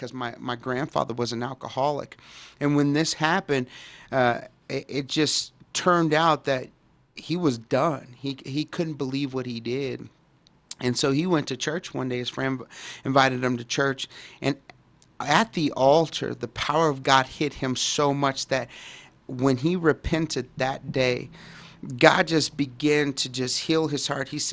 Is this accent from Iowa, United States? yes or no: no; Dallas, Texas, United States; born or raised there